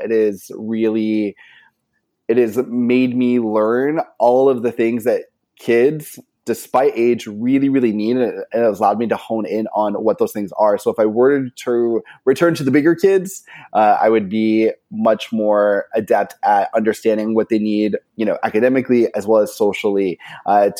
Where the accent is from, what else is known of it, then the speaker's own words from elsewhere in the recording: Maine, United States; now in Southern California, United States; I'm originally from Maine. I teach in Southern California right now.